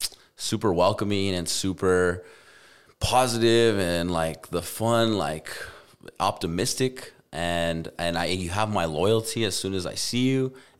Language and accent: English; Albuquerque, New Mexico, United States; And but as a kid growing up in Albuquerque, like, I don't even know those games.